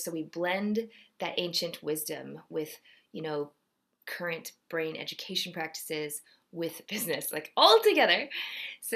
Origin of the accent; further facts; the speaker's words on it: Georgia, United States; also born or lived in Ohio / Texas; I was born in Ohio. My parents were both born in Seoul, Korea, and immigrated in college and met there. And so I'm second generation and had a brief stint in Texas and then mostly grew up in Georgia